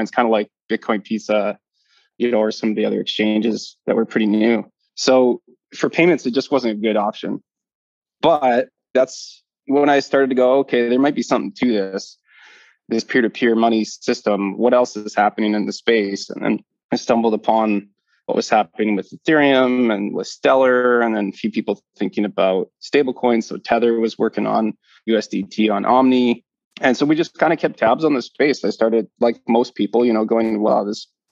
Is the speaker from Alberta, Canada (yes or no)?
yes; Calgary, Alberta, Canada; moved away as an adult; now in Bermuda; born and raised in Calgary, Canada